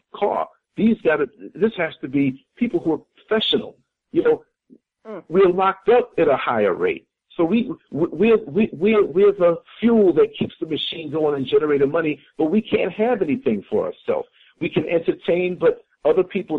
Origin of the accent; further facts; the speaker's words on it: New York City, New York, United States; moved away as an adult; now in Orlando, United States; I was born and raised in New York City. 38 years of my almost 52 years were up there in New York City